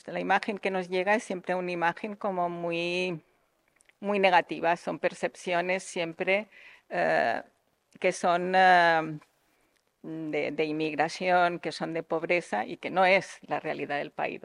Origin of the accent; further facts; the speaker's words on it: Tangier, Tanger-Tetouan-Al Hoceima, Morocco; now in Spain; yo he nacido en Marruecos, he nacido en Tánger precisamente, soy una española